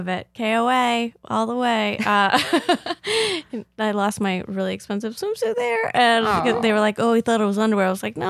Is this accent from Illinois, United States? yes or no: yes; Rockford, Illinois, United States; born there; Okay. I was born in Rockford.